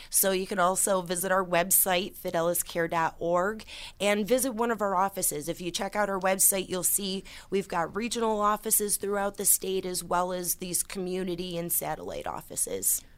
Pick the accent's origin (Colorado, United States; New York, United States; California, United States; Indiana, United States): New York, United States; Orleans County; I started thirteen years ago as a representative in my hometown county, in Orleans County, a very small rural area